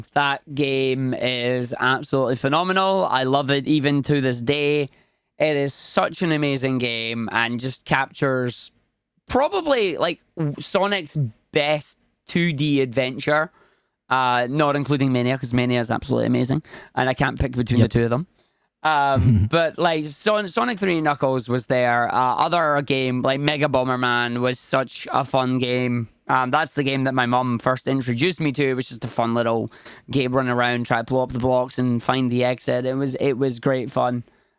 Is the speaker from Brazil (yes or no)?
no; Scotland, United Kingdom; No, I'm from the other Irish country. I'm from Scotland. born and raised here, and that's where I am.